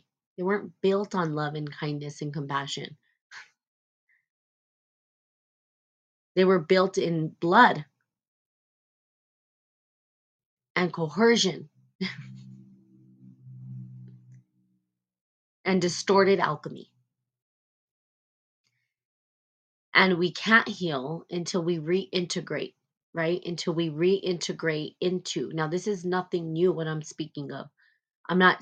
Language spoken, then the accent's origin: English; New Mexico, United States; I'm from New Mexico, and I was born and raised here.